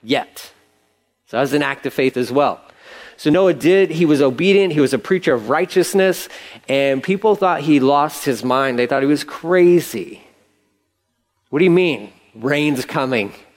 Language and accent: English; Angleton, Texas, United States; I grew up in Angleton. I know Angleton. Angleton's a small town